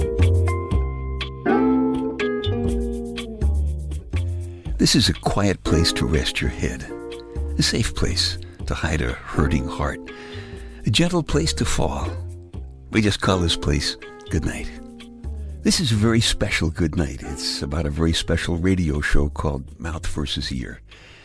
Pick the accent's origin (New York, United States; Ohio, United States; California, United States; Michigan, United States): New York, United States; New York City; I'm from Brooklyn